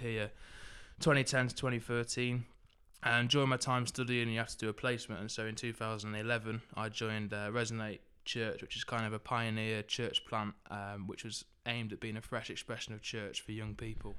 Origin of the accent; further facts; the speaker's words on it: Southport, North West England, United Kingdom; also born or lived in Liverpool; I grew up in Southport, which is up in the, uh, northwest.